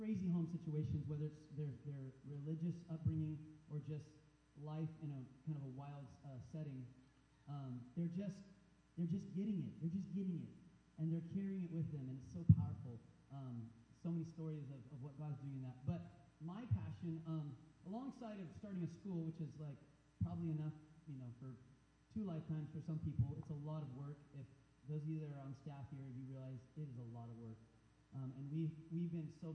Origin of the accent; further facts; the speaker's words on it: United States; being an American